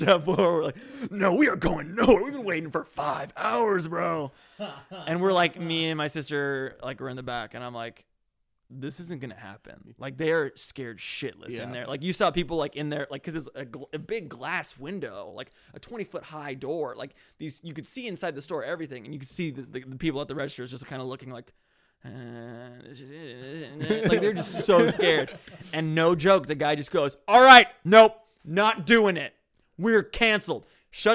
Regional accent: Orange County, California, United States; growing up in Orange County

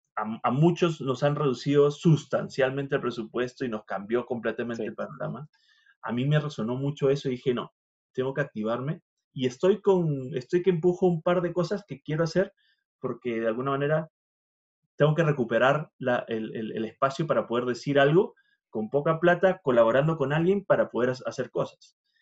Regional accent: Peru; moved away; yo vengo de Perú

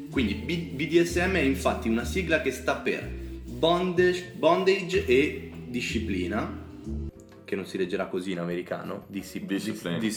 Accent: Nuoro, Sardinia, Italy; Sono di Nuoro. Un saluto a tutti i sardi che ci seguono.

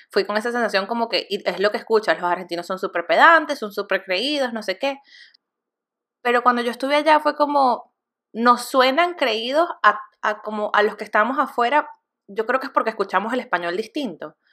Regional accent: Venezuela; moved away; soy venezolana.

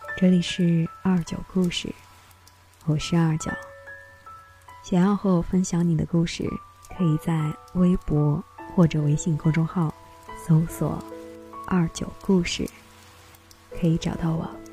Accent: Chengdu, Sichuan, China; 我来自于成都

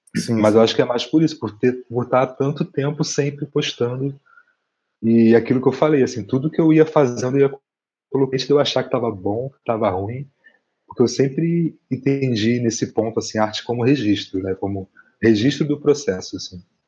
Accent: Rio de Janeiro, Brazil; moved away as an adult; now in Curitiba, Brazil; eu venho do, da Zona Oeste, de Campo Grande, no Rio de Janeiro

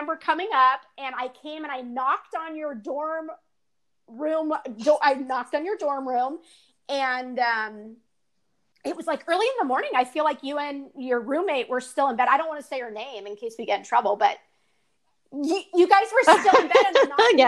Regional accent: Southern California, United States; moved away; I'm going back to Southern California

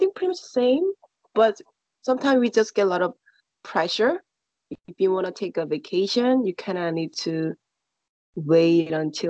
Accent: South Korea; English is a second language; Child? Pretty much boring. We have to study a lot. We go to school.

